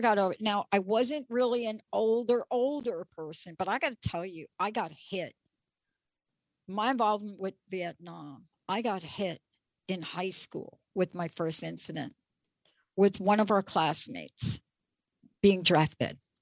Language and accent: English; New York, United States; I grew up in New York